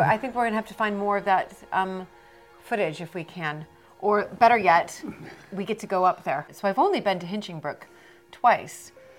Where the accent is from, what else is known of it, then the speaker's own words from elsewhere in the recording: United States; listen, I'm American.